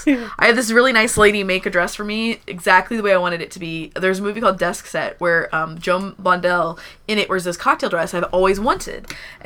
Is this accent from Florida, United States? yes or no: no; Texas, United States; my home state of Texas